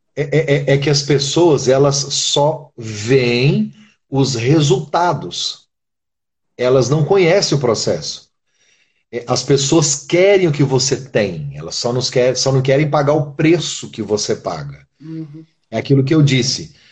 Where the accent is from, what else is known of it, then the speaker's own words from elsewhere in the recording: Brazil; moved away; Eu sou brasileiro, vivo aqui.